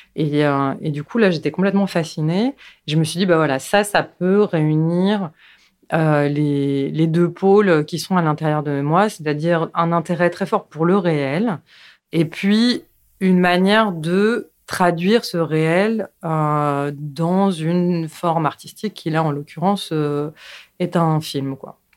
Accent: Paris, Île-de-France, France; je suis née à Paris, donc euh, j'ai passé mes plus jeunes années à Paris, puis après on a déménagé en banlieue, et après je suis retournée à Paris

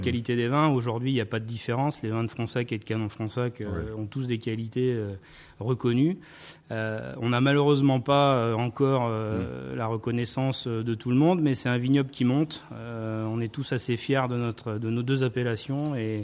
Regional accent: Saintes, Nouvelle-Aquitaine, France; Je suis charentais-maritime. Je suis de Sainte.

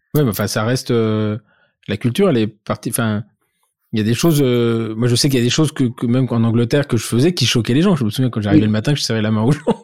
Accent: France; je suis français

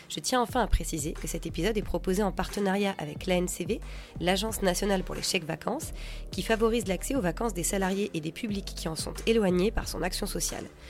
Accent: France; on est français

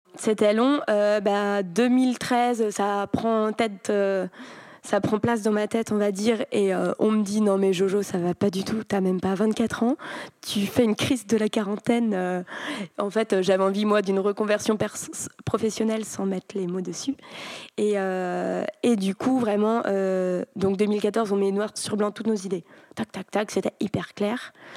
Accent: Brittany, France; en grandissant en Bretagne

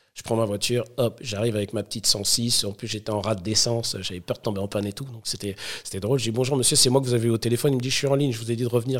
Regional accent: Sarcelles, Île-de-France, France; je viens de banlieue, je viens de Sarcelles, une ville euh, où il faisait bon vivre à l'époque

